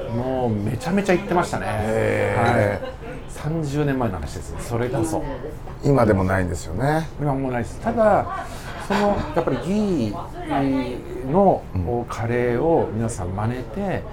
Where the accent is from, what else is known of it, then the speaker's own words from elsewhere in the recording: Hokkaido, Japan; moved away; 僕自身は北海道出身なんですけど、はい、北海道に、まあ、僕は北海道で生まれたんですが